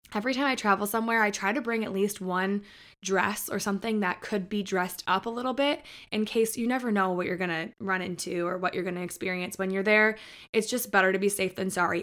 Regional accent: Michigan, United States; moved away as an adult; now in Nashville, United States; I grew up in Michigan, so we were right there on the border

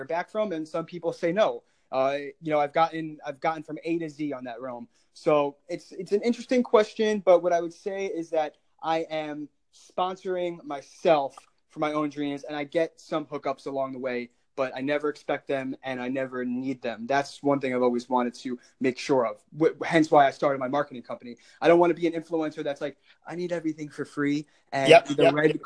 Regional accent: Long Island, New York, United States; my hometown is Long Island

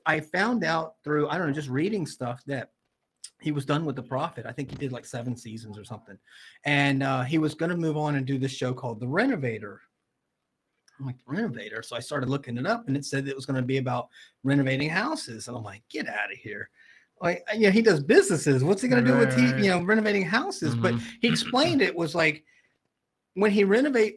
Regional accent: Jacksonville, Florida, United States; also born or lived in Orange Park, Florida; the house I grew up in Jacksonville

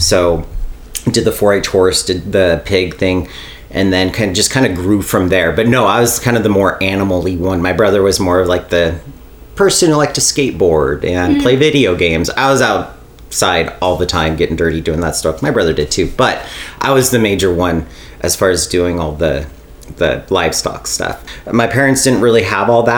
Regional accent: Bishop, California, United States; I was born and raised in Bishop, California, you know, the home of mule days

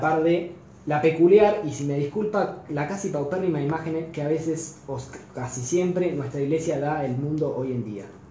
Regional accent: Argentina; como católico, como latinoamérico, latinoamericano y como argentino

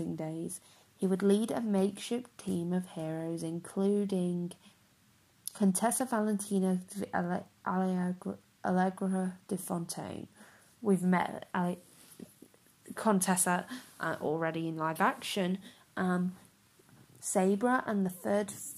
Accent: the north of England, United Kingdom; I am from Northern England, but I'm not Scottish

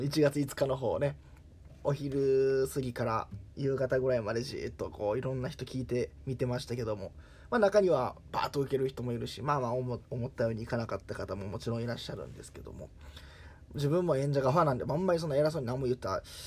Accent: Kakogawa, Hyogo, Japan; moved away; 私の地元は兵庫県、加古川市というところ

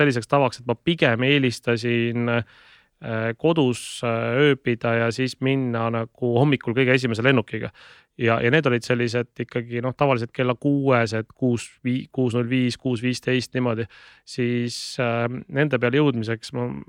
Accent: Tallinn, Harju County, Estonia; also born or lived in Tartu; ma elasin äh, lapsena Õismäel

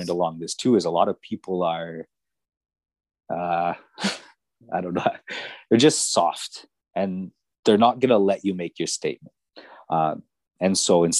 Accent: Edmonton, Alberta, Canada; where I grew up in Northside Edmonton

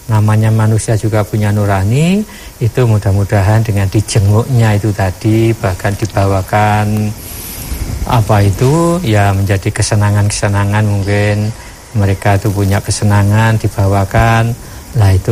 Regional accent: Java, Indonesia; Ini satu penghinaan kalau kita sebagai orang Jawa apalagi namanya diludah itu sudah merupakan satu penghinaan besar.

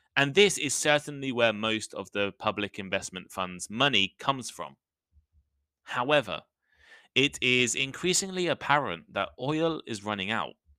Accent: United Kingdom; I'm British

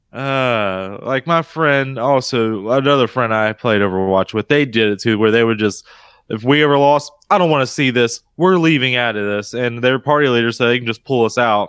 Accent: United States; this Carolina boy

